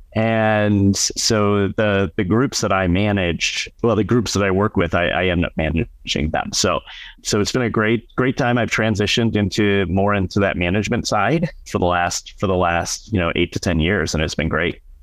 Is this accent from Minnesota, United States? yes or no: no; Madison, Wisconsin, United States; moved away as an adult; also born or lived in California / Tucson, Arizona; where we lived growing up in Madison, Wisconsin